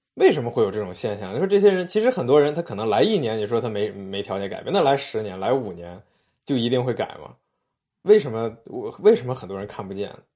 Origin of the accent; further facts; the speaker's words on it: China; 我们来自中国，我们生在这儿